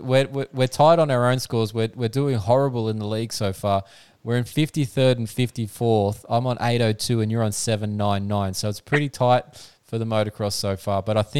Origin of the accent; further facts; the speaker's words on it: Australia; as an Aussie fan, can't complain at present.